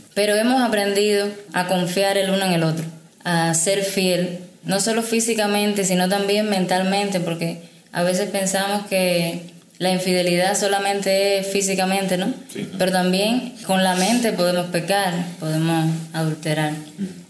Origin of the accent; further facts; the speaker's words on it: Havana, Cuba; soy de La Habana